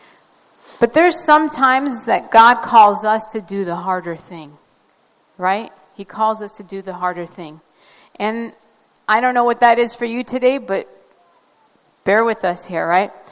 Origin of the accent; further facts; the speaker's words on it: Baghdad, Baghdad Governorate, Iraq; moved away; also born or lived in northern Iraq; I was born in Baghdad, but my family originally comes from way up north